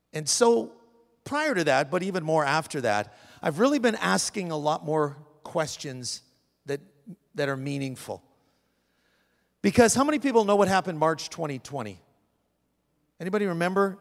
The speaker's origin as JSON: {"language": "English", "country": "Canada", "moved": "yes", "lives_now": "United States", "said": "I'm a Canadian"}